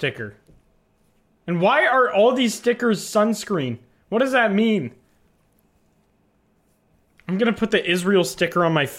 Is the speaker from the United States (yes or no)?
no; Canada; I'm Canadian.